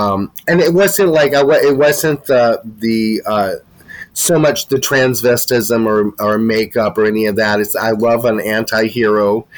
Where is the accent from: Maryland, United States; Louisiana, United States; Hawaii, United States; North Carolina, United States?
North Carolina, United States; Asheville; I'm from Asheville, North Carolina.